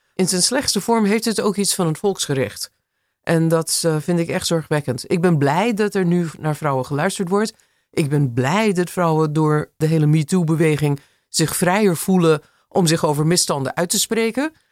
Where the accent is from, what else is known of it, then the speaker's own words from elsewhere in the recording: Los Angeles, California, United States; Dutch is a second language; moved away as an adult; now in Amsterdam, Netherlands; De Los Angeles van mijn jeugd